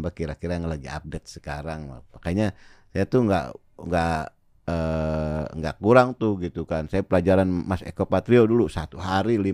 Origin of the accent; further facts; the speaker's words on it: Jakarta, Indonesia; gue orang Betawi gitu.